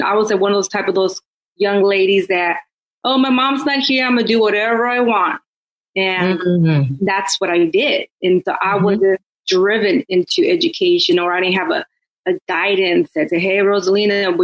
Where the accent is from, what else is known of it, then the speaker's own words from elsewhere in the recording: Oakland, California, United States; me being born and raised in Oakland